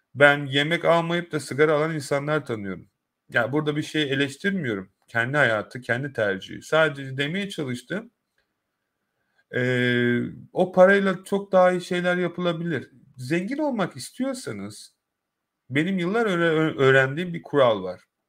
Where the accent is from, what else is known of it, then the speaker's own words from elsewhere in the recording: Turkey; now in United Kingdom; ben de orada doğup büyüdüm